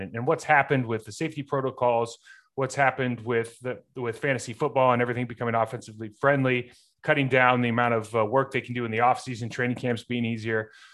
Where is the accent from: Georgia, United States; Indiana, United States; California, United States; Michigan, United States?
California, United States; Lake Arrowhead; moved away as an adult; growing up in Lake Arrowhead, California, I mean, we, we had one stoplight.